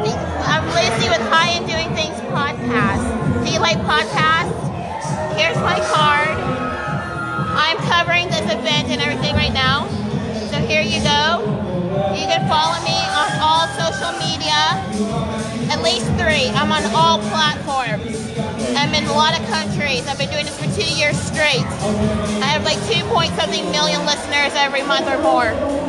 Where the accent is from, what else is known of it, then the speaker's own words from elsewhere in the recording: Jamaica; I'm Jamaican.